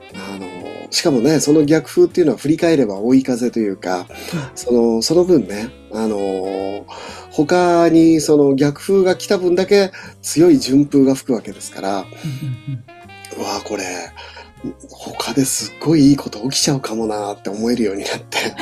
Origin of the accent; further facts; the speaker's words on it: Niigata, Japan; 僕は、その新潟出身なので